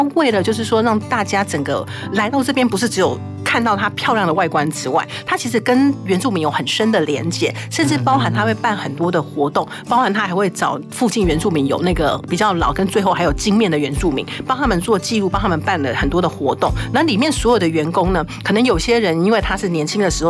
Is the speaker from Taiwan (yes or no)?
yes; Taiwan; also born or lived in Tainan / Ruisui, Hualien (family home); 为什么我们台湾人不知道的地方，外国人都知道？